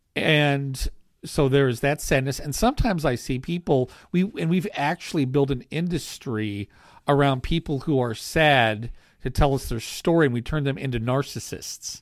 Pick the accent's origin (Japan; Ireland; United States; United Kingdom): United States; as American Christians